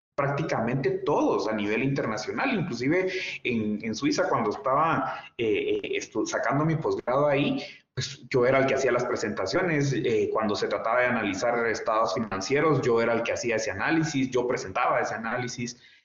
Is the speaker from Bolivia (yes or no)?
no; Guatemala; joven guatemalteco